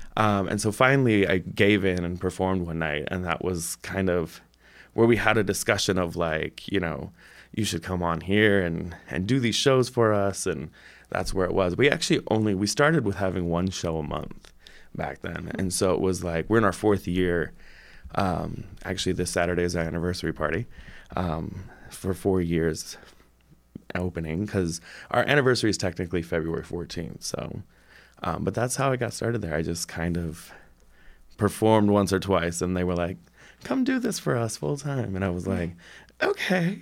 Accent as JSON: {"language": "English", "town": "South Bend", "region": "Indiana", "country": "United States", "also_born_or_lived": "Iowa City", "moved": "yes", "lives_now": "Bloomington, United States", "said": "I'm from South Bend originally"}